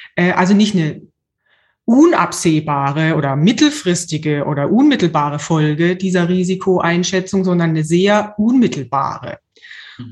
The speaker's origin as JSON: {"language": "German", "country": "Germany", "said": "ich als Deutsche"}